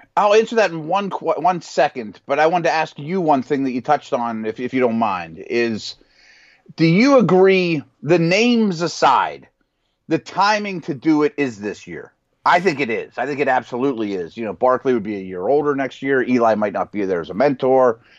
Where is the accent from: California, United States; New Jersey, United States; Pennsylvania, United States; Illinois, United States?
Pennsylvania, United States; Pittsburgh; here in Pittsburgh, my hometown